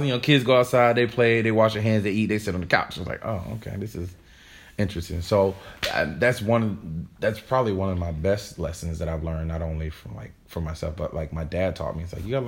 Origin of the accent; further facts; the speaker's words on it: North Carolina, United States; growing up in North Carolina